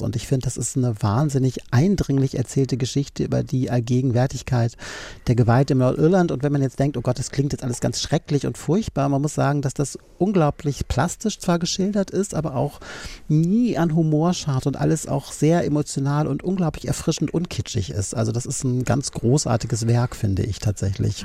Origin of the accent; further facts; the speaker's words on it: Düsseldorf, North Rhine-Westphalia, Germany; moved away; Ich bin ursprünglich aus Düsseldorf